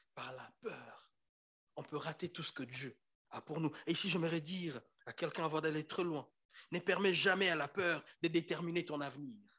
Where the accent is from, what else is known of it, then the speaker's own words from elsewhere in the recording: Kinshasa, DR Congo; moved away; je suis congolais de Kinshasa. On a un problème des E et des E.